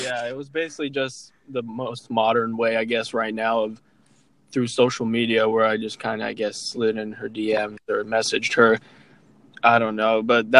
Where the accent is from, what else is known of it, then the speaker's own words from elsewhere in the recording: Tuzla, Bosnia & Herzegovina; now in Indiana, United States; I am also from Tuzla, but my family mainly lives in Janja, which is a small town in Bosnia, but I live in Indiana, so it's a bit of a drive down here to see her, which is all right. But yeah, I've been here since 2001.